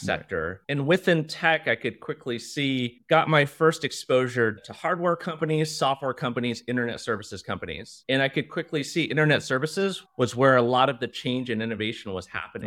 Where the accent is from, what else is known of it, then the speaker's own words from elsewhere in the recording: Cupertino, California, United States; first language Mandarin; English is a second language; now in Singapore; I grew up in Cupertino